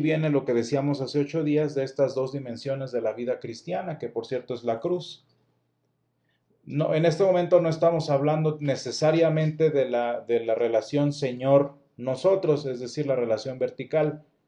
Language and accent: Spanish; Mexico; en nuestro caso muy particular como mexicanos